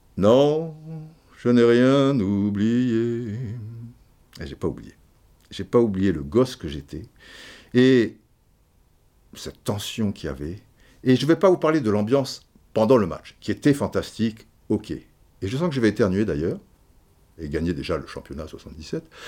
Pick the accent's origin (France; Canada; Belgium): France; also born or lived in Brazzaville, Republic of the Congo (born) / French Antilles (mother's side); je suis français.